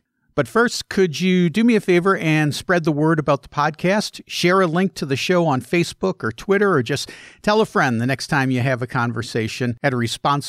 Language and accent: English; Chicago, Illinois, United States; accent: Chicago; she pegged my accent as being from Chicago